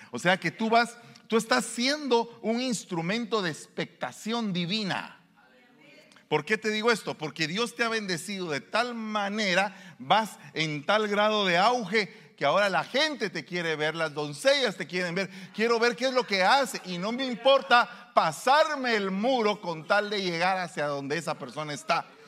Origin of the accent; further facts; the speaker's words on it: Guatemala; moved away; Allá en mi pueblo hay un estadio de fútbol. Se llama el Mateo Flores